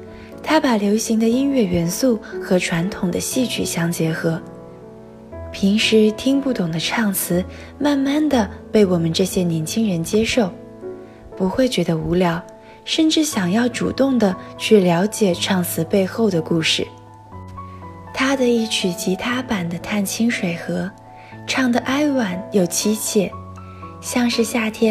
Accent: Suzhou, Jiangsu, China; moved away as an adult; now in Nanjing, China; 来自苏州。我在南京大学，距离我的家乡二百二十四公里。

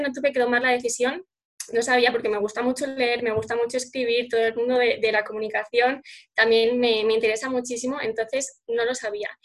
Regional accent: Salamanca, Castile and León, Spain; soy aquí de Salamanca

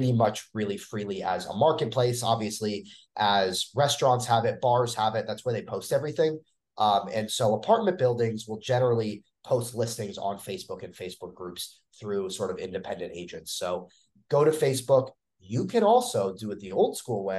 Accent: United States; moved away as an adult; now in Chiang Mai, Thailand; the US, my home country

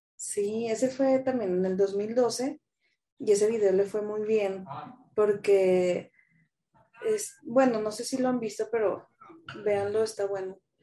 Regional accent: Torreón, Coahuila, Mexico; moved away as an adult; now in Mexico City, Mexico; Soy de Torreón, le voy al Santos. Mm, llevo acá en la Ciudad de México, voy a cumplir 12 años ya. Pues me fui en el 2010, tenía 21, bien chiquilla

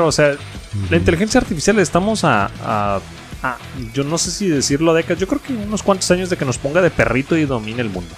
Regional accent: Mexico; yo siendo mexicano

